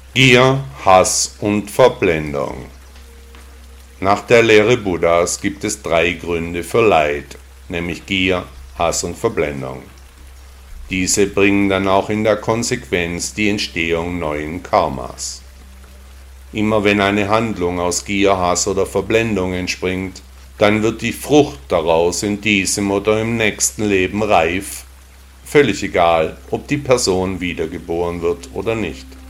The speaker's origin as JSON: {"language": "German", "town": "Stuttgart", "region": "Baden-Württemberg", "country": "Germany", "tie": "born or raised there", "said": "in meiner Heimatstadt Stuttgart"}